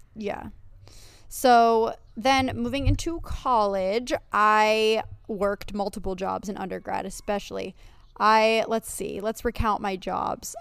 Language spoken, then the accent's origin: English; Pennsylvania, United States; moved away as an adult; also born or lived in New York; I was originally from Pennsylvania